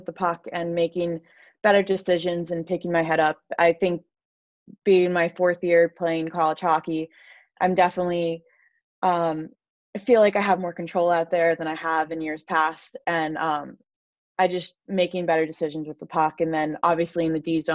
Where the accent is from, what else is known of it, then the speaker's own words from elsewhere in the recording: New York, United States; I am from New York, so I should be a Giants or Jets fan